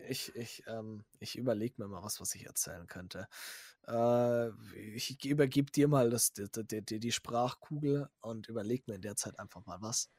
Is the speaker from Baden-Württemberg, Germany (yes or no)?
no; Bavaria, Germany; bei uns in Bayern